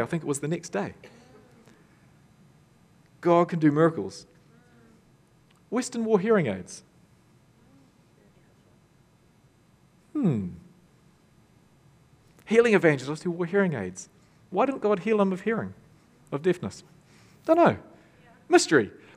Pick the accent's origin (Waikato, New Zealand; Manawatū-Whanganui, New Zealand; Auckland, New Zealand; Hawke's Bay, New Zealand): Waikato, New Zealand; Tokoroa; born or raised there